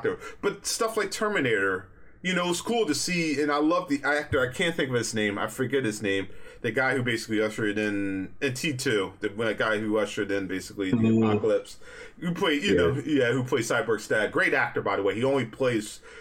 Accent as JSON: {"language": "English", "country": "United States", "tie": "born or raised there", "said": "As a black person growing up in America"}